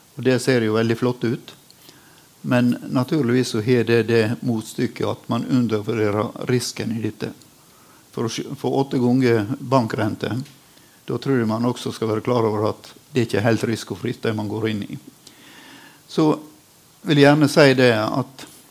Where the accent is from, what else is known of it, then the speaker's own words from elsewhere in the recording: Sunnmøre, Møre og Romsdal, Norway; som sunnmøring